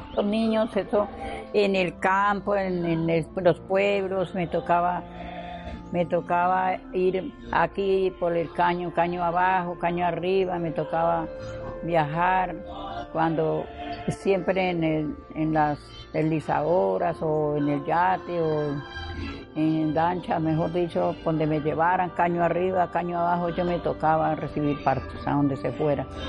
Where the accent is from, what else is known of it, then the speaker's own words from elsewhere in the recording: San Martín, Meta, Colombia; now in Calamar, Colombia; Y soy de San Martín, mi cédula es de, la saqué en Vicente o sea que de, San Martín a Villavicencio, mi cédula